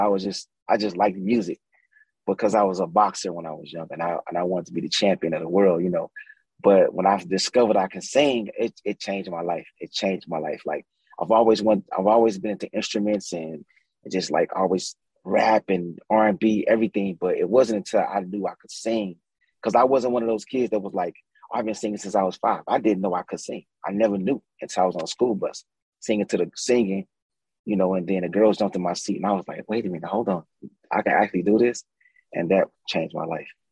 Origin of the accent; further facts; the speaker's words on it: St. Louis, Missouri, United States; born and raised from the St. Louis on the west side